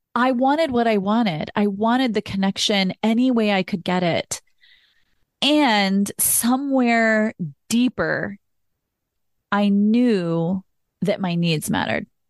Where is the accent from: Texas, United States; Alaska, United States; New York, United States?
Texas, United States; Austin; I'm originally from Austin, Texas, I grew up around Southern culture